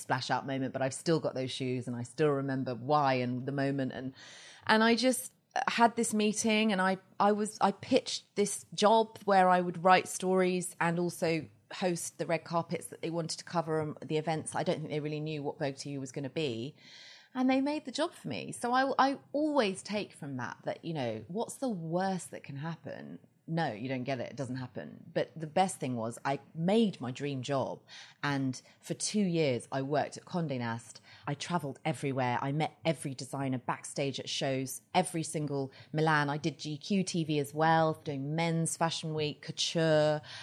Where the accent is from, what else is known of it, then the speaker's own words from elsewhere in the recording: Surrey, South East England, United Kingdom; moved away as an adult; now in Los Angeles, United States; I am from England. I've lived in L A almost eleven years. And I grew up just outside London in a very leafy, uh, village.